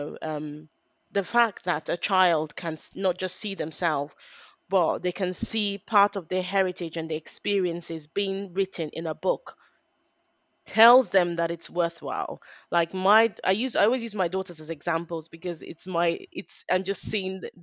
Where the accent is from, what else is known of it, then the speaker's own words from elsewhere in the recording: Nigeria; now in United Kingdom; I'm Nigerian, I'm British